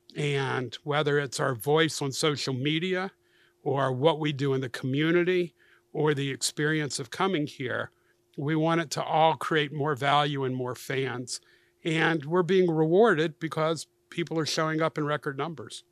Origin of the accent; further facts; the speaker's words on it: Atlanta, Georgia, United States; my hometown where I'm a native